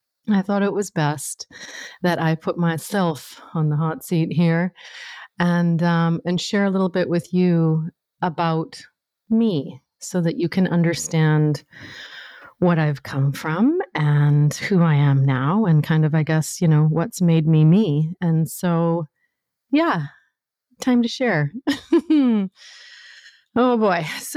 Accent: Northern Canada, Canada; So I grew up in Northern Canada, and there I was, this, you know, super shy, sensitive little white girl growing up in the North

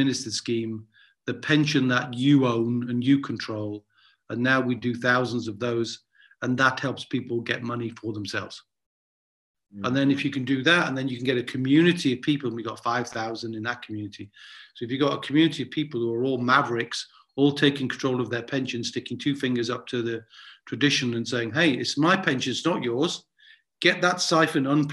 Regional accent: Newcastle upon Tyne, North East England, United Kingdom; when I was growing up in Newcastle and I asked my dad about money, I'd get a clip round the ear

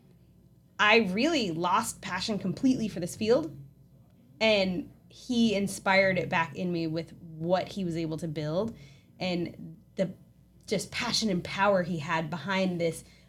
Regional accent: East Coast, United States; moved away; I'm from the East Coast

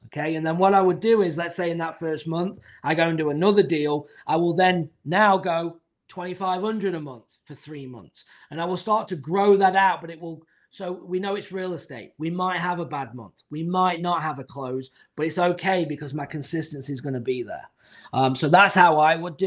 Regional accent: England, United Kingdom; I'm from England, so I speak decent English.

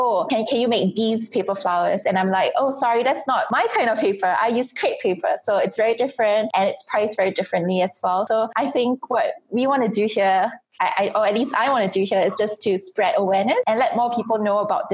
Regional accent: Singapore; I'm so comfortable in my home country

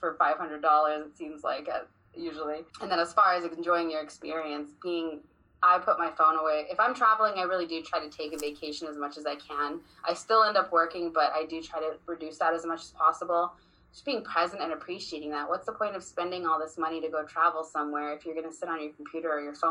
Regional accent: Vancouver, British Columbia, Canada; moved away; I was born in Vancouver, British Columbia

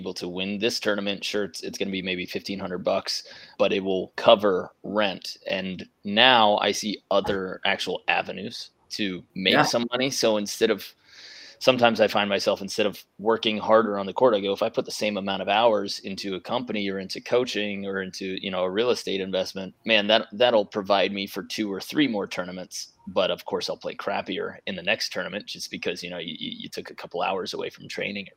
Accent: New York, United States; moved away as an adult; now in California, United States; I was from New York, family kept me comfortable

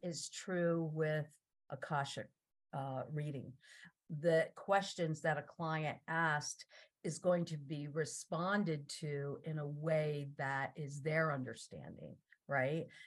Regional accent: New Jersey, United States; I grew up in New Jersey

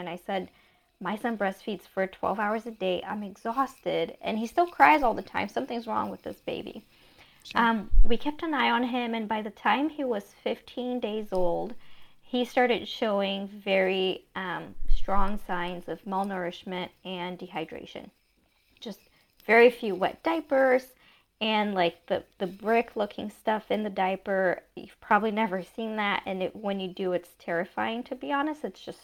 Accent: Brazil; moved away; I was born and raised in Brazil

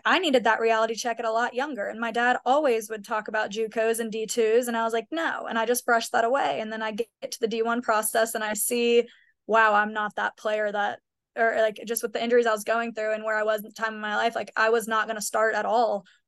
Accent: Kennesaw, Woodstock, Atlanta area, Georgia, United States; we are both from the Kennesaw, Woodstock, Atlanta area.

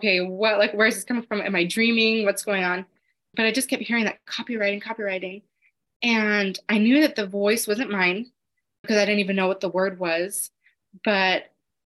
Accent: Los Angeles, California, United States; I'm from Los Angeles

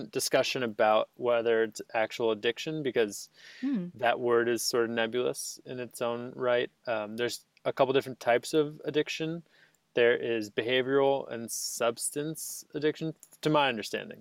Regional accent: New York, United States; I am from New York

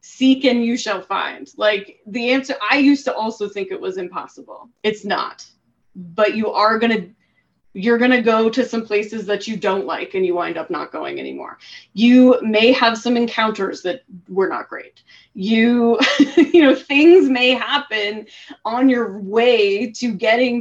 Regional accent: Colorado, United States; moved away as an adult; So I grew up in Colorado. I lived in Colorado for the first 30 years of my life

